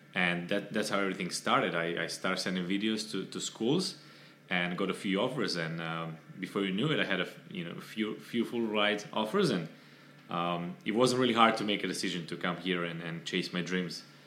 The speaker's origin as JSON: {"language": "English", "country": "Serbia", "moved": "as an adult", "lives_now": "Miami, United States", "said": "I'm originally from Serbia."}